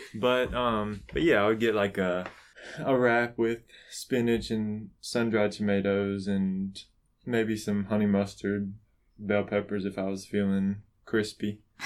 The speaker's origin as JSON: {"language": "English", "region": "the South", "country": "United States", "tie": "born or raised there", "said": "I grew up in the South, or we're still in the South, so I grew up around here"}